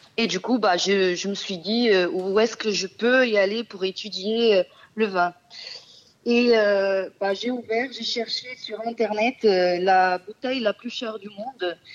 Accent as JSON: {"language": "French", "country": "Portugal", "second_language": "French", "moved": "as an adult", "lives_now": "France", "said": "je suis portugaise"}